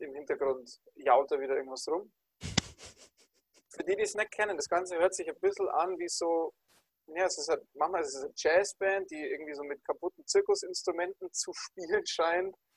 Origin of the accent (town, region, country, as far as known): Bavaria, Germany